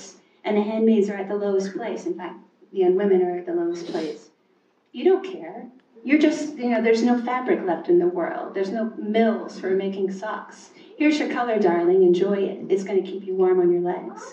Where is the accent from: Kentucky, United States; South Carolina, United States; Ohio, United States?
Kentucky, United States; moved away; also born or lived in New York; where I grew up in Kentucky